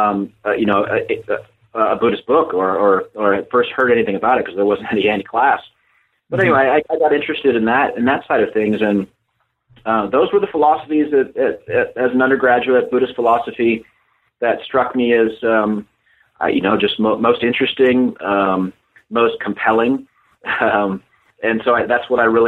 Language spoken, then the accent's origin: English; South Pasadena, California, United States; I'm originally from Southern California. I was born and raised in a small town called South Pasadena.